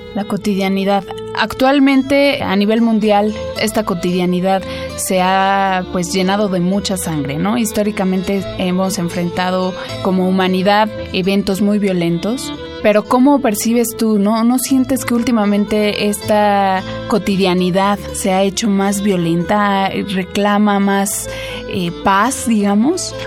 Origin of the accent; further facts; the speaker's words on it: Mexico; Yo soy mexicana, hablo español